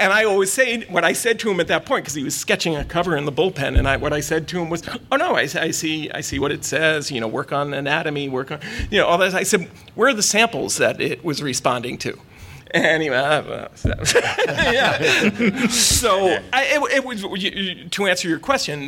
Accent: New York City, New York, United States; You're talking about a native New Yorker. I grew up in Brooklyn

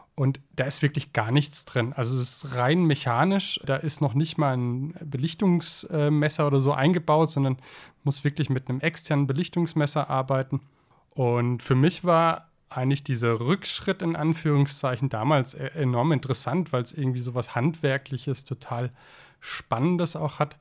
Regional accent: Zell am Harmersbach, Baden-Württemberg, Germany; meinem Heimatort Zeller am Hammersbach

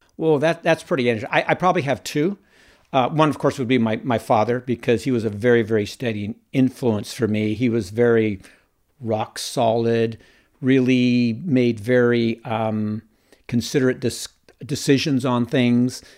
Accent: Encinitas, California, United States; also born or lived in Oakland / Washington State; I was raised in Encinitas

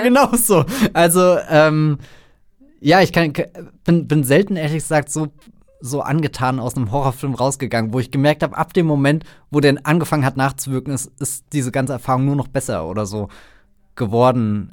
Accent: Germany

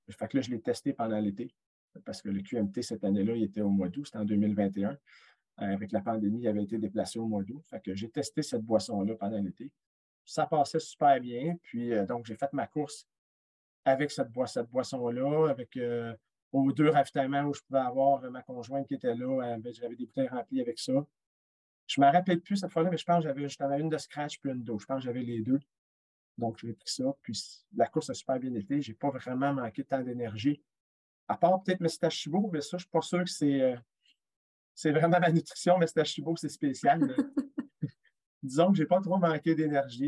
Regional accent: Quebec, Canada; je suis québécois

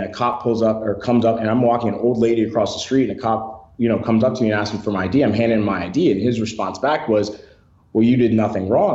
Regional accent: Detroit, Michigan, United States; moved away; I was born and raised in Detroit, Michigan, very rough area.

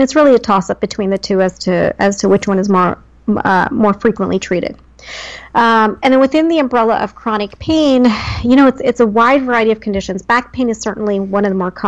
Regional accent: New Jersey, United States; moved away; born and raised in Jersey

